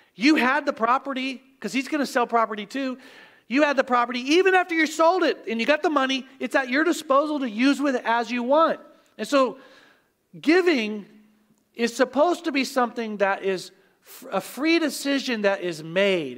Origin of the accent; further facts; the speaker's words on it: Oklahoma, United States; moved away; I grew up in Oklahoma